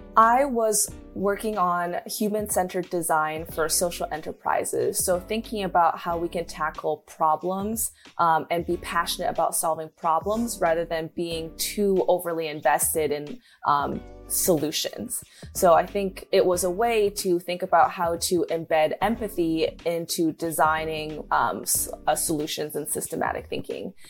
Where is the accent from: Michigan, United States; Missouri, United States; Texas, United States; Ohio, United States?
Michigan, United States; Western; growing up in Michigan